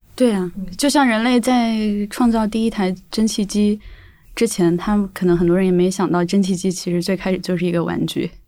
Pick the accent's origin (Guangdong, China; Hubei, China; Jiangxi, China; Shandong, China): Jiangxi, China; accent: Hakka; 我是赣南人嘛，然后嗯可能那个是客家方言